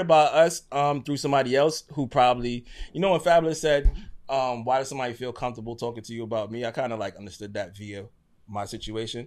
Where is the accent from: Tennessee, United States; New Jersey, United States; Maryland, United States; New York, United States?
New York, United States; New York City; I'm from Brooklyn. My family's from Guyana.